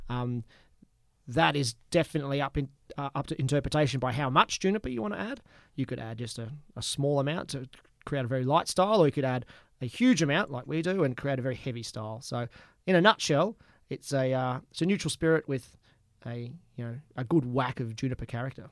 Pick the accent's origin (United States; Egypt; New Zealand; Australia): Australia; Gympie, Queensland; also born or lived in Melbourne / Scotland; now in Adelaide, Australia; I'm from Gympie in Queensland